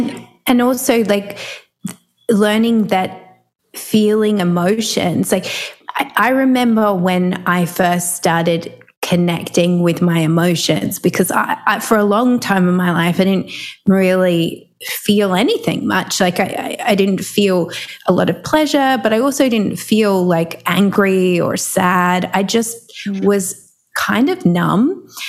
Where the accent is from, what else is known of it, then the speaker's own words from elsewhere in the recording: Melbourne, Victoria, Australia; I'm from Melbourne, which is down the bottom of Australia.